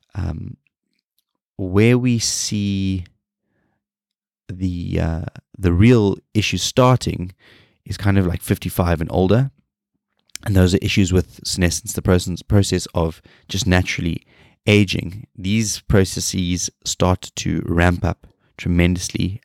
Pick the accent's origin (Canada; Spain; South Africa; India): South Africa; moved away; I am a South African